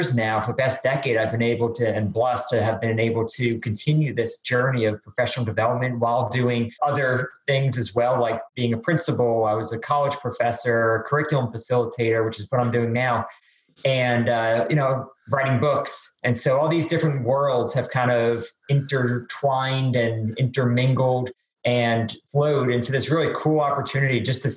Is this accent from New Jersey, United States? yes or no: yes; New Jersey, United States; moved away as an adult; also born or lived in North Carolina / Atlanta, Georgia; born and raised in New Jersey